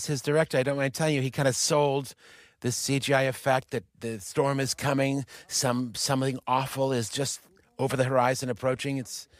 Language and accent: English; Michigan, United States; That's all of our home. We're all from Michigan.